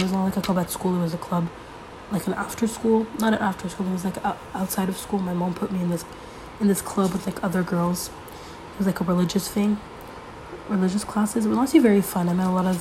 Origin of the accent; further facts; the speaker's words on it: Canada; I'm Canadian.